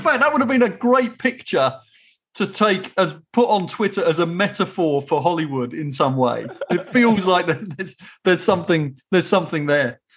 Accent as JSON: {"language": "English", "region": "England", "country": "United Kingdom", "said": "as an English person"}